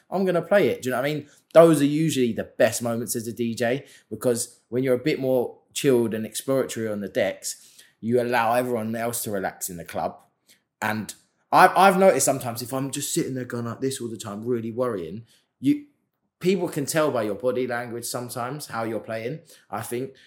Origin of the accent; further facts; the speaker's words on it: London, United Kingdom; London, obviously that's my hometown